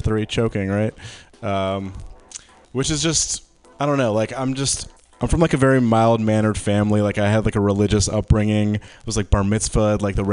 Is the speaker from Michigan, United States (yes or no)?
yes; right outside Detroit, Michigan, United States; I grew up like in Michigan, right outside Detroit.